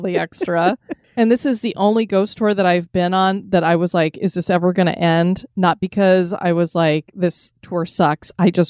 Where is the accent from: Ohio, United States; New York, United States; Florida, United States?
Florida, United States; we're from Florida, so our blood is thinner